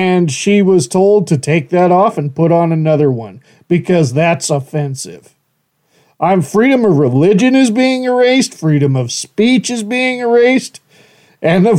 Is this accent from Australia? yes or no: no; Horseshoe Bend, United States; moved away; back in my hometown of Horseshoe Bend